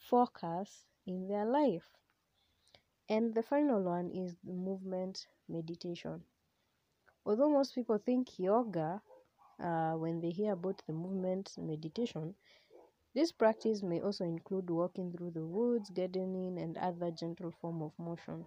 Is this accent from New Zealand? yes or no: no; Kenya; I use Swahili because I am a Kenyan and I'm a very proud Kenyan.